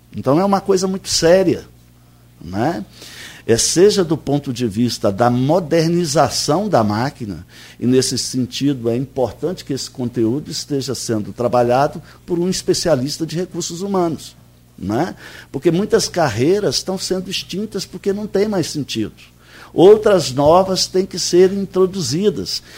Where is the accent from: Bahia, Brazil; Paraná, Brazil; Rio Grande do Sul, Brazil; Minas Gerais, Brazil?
Minas Gerais, Brazil; now in Campos dos Goytacazes, Brazil; como bom mineiro que sou